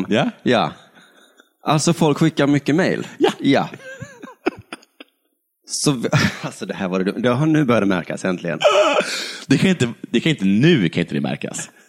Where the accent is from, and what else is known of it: Sweden